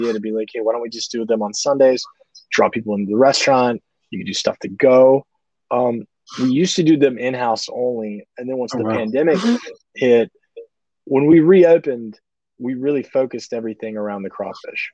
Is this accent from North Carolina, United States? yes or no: no; Mobile, Alabama, United States; moved away; also born or lived in New York / Nashville; I grew up in Mobile, and I grew up on this food